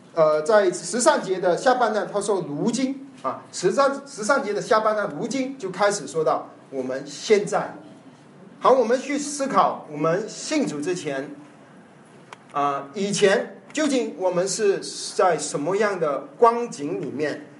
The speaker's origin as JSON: {"language": "Chinese", "country": "China", "said": "我们中国人不是亚伯拉罕的后裔"}